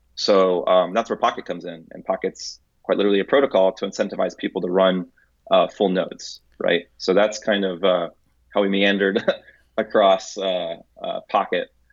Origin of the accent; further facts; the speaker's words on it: Tampa, Florida, United States; also born or lived in Santo Domingo, Dominican Republic / Atlanta, Georgia / San Jose, California; at two years old, uh, we moved, my family moved to Tampa, Florida